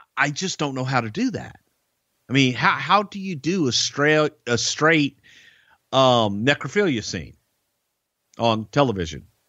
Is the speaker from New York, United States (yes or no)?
no; Houston, Texas, United States; here in my hometown of Houston.